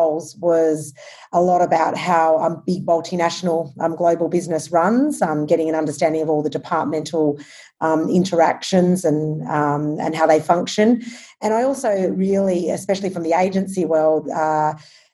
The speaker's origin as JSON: {"language": "English", "town": "Albury", "region": "New South Wales", "country": "Australia", "tie": "born or raised there", "also_born_or_lived": "Sydney", "moved": "as an adult", "said": "I grew up in Albury, Wodonga. I'm a country girl."}